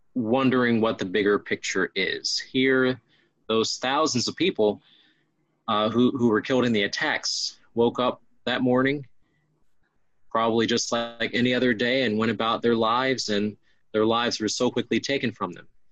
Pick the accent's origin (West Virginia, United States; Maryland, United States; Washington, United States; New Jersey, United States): Maryland, United States; Upper Marlboro; also born or lived in Forestville, Maryland; I went to Catholic school from elementary school at St. Mary the Assumption in Upper Marlboro, Maryland, to Bishop McNamara High School in Forestville, Maryland